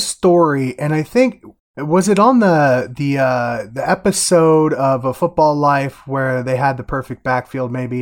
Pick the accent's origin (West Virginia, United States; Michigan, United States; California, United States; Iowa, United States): Iowa, United States; I'm from Iowa